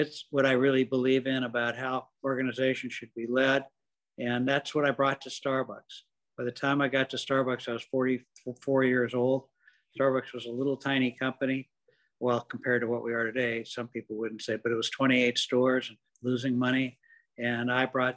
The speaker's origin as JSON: {"language": "English", "town": "Seattle", "region": "Washington", "country": "United States", "tie": "born or raised there"}